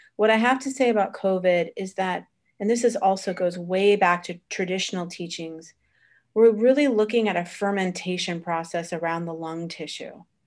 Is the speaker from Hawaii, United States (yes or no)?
no; Florida, United States; moved away as an adult; also born or lived in Vermont / Boston; now in Italy; originally born in Vermont, raised in, uh, Florida, college in Boston.